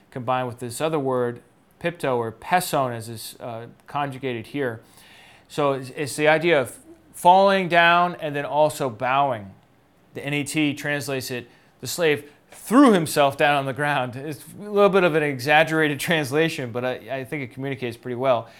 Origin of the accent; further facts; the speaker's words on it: United States; for me as an American in the twenty-first century